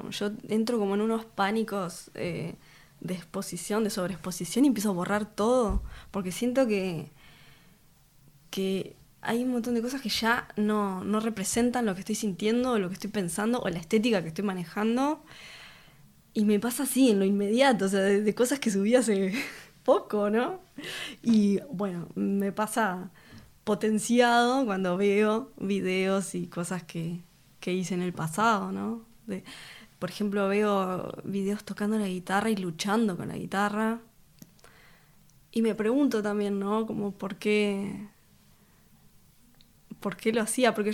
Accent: Montevideo, Uruguay; Vengo de, del Cordón.

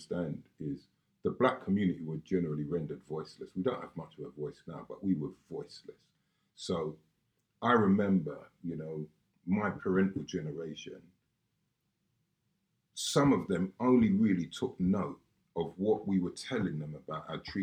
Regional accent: London, United Kingdom; I know loads of people I grew up with around Lewisham

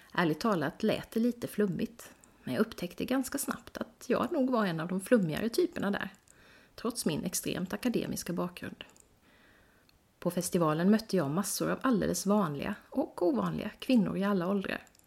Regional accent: Växjö, Kronoberg County, Sweden; min hemstad Växjö

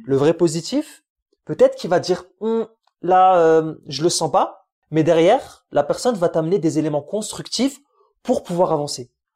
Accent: France; French is a second language; also born or lived in Algeria; je venais d'arriver d'Algérie. Tu sais, j'apprenais un peu le français.

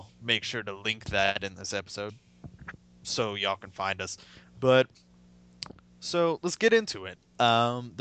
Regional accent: Charlotte, North Carolina, United States; now in San Antonio, United States; Currently living in San Antonio, Texas, but for most of my life, I lived in Charlotte, North Carolina

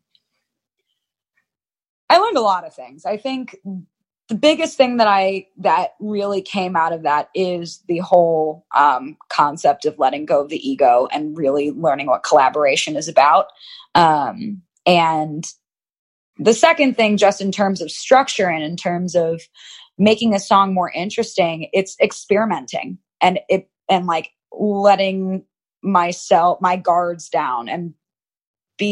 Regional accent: Chicago, Illinois, United States; moved away as an adult; also born or lived in Los Angeles; I'm from Chicago. I'm from the Midwest

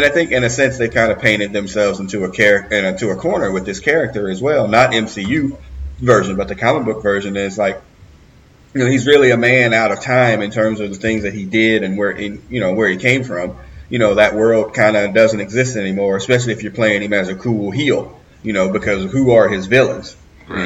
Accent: Midwest, United States; all three of us being Midwestern people

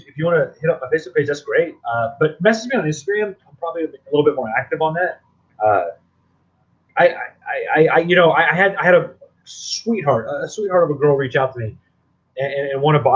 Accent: Texas, United States; I'm from Texas

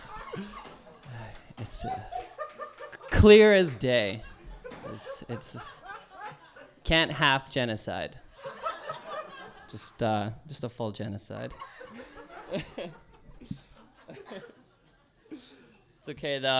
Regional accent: Cold Lake, Alberta, Canada; Cold Lake, which is where I'm from

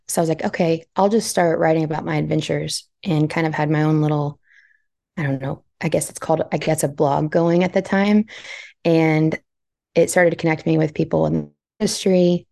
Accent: Central Texas, United States; I was born and raised in Central Texas

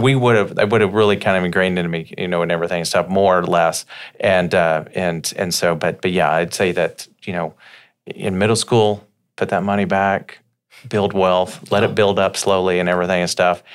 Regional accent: Slaughterville, Oklahoma, United States; I grew up in Slaughterville, Oklahoma

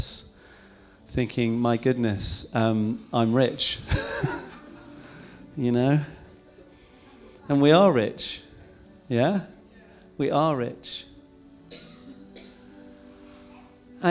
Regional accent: England, United Kingdom; I'm English

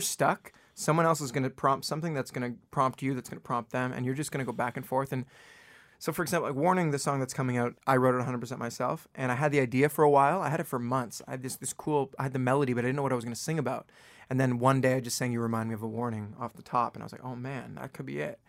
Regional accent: Toronto, Ontario, Canada; moved away as an adult; also born or lived in Vancouver; now in Los Angeles, United States; I was born in Vancouver, and I grew up in Toronto, just the outskirts of Toronto

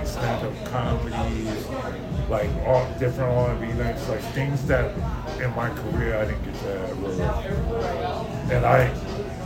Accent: DMV, United States; also born or lived in Dallas, Texas; now in El Paso, United States; I'm a DMV dude.

